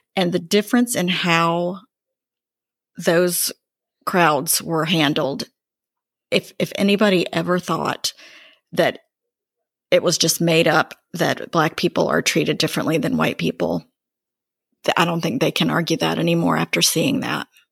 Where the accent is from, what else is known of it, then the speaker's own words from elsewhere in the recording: Greensboro, North Carolina, United States; I grew up in Greensboro